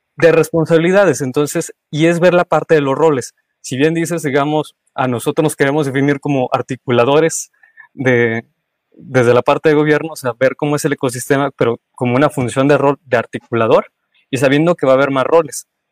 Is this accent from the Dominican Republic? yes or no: no; Mexico; como buen mexicano